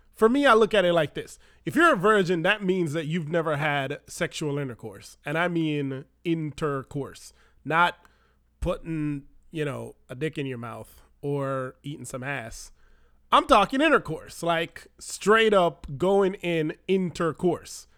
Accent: Jamaica; moved away as an adult; now in United States; we don't have that in Jamaica

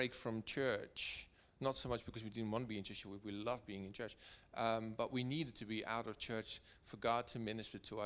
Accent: Netherlands; also born or lived in Wiltshire; now in United Kingdom; I'm coming from Holland.

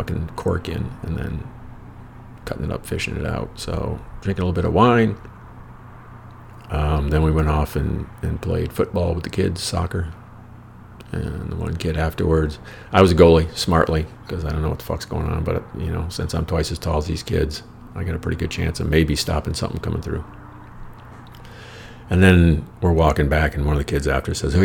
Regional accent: United States; I'm from America

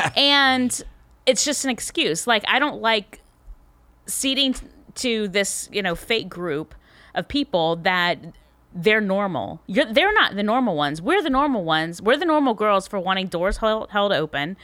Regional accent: Tallahassee, Florida, United States; I am from Tallahassee, Florida

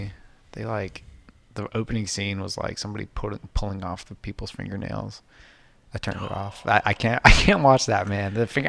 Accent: Wisconsin, United States; moved away; I'm from Wisconsin. Yeah, that's where, like, the majority of my family is. My entire dad's side's in Wisconsin.

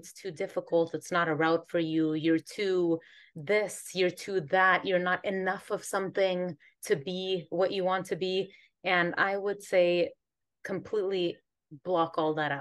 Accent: Northern California, United States; moved away as an adult; now in Antigua; I'm originally from California, so Northern California, born and raised

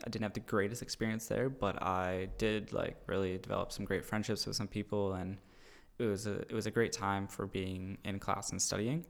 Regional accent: Cambridge, Ontario, Canada; moved away as an adult; also born or lived in Guelph; now in Wainfleet, Canada; we both grew up in Cambridge

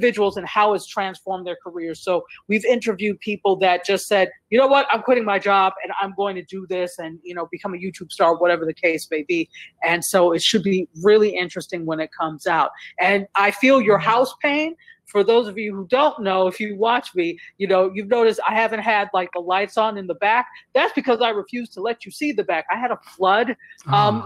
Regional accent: New York, United States; now in Fort Lauderdale, United States; I am not from here. I live in Fort Lauderdale. I'm from New York, but I live in Fort Lauderdale

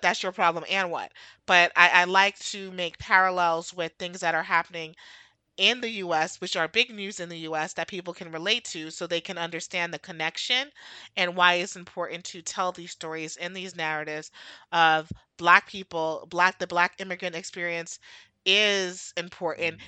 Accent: United States; also born or lived in New York / Florida; I was born in America, and I've lived here my entire life

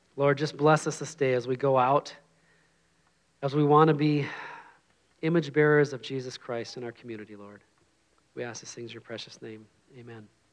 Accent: Minnesota, United States; moved away; I'm from Minnesota.

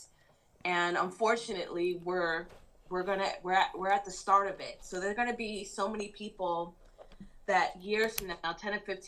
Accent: New York City, New York, United States; I grew up in Jamaica, Queens

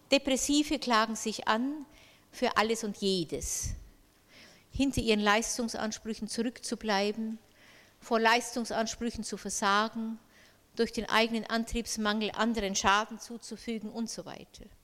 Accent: Bavaria, Germany; Ich kann das Wort Dysphorie äh, nur also mit äh, einem bayerischen Wort äh, übersetzen. Ich stamme ja aus Bayern.

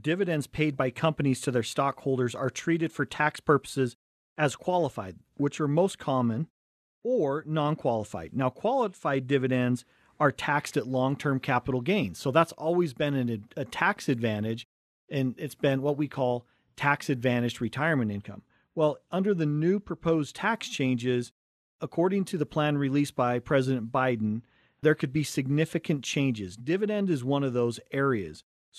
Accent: Cottonwood Heights, Utah, United States; We grew up in Cottonwood Heights, right between Big and Little Cottonwood Canyon. Went to Brighton High School

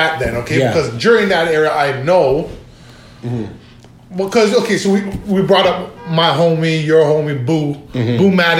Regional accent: Toronto, Ontario, Canada; I grew up in Rex

